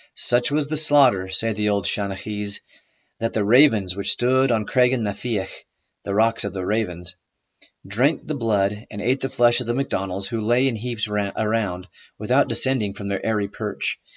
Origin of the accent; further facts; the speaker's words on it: Idaho, United States; I'm I'm from Idaho